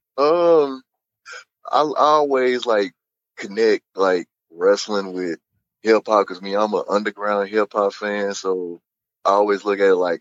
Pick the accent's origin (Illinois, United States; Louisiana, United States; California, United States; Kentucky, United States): Illinois, United States; East St. Louis; now in St. Louis, United States; I was born and raised in East St. Louis